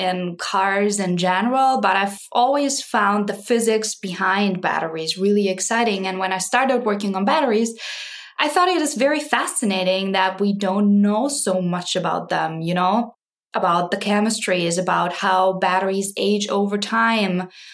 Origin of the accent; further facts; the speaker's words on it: Graz, Styria, Austria; moved away as an adult; now in Wisconsin, United States; I am originally from Austria, grew up in, in Graz